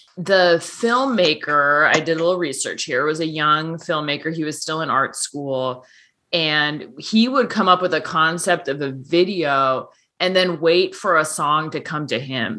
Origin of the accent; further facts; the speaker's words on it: Seattle, Washington, United States; now in Nebraska, United States; my hometown